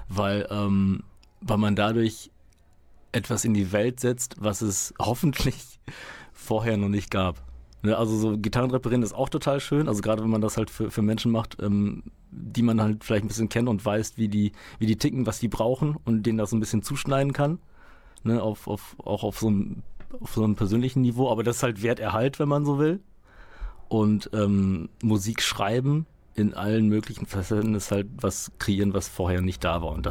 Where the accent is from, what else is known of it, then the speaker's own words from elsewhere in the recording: Münster, North Rhine-Westphalia, Germany; also born or lived in Poland; Ich äh, bin gebürtig aus Polen, bin mit fünf, äh, fünf Jahren hier, aber dann tatsächlich direkt nach Münster gekommen.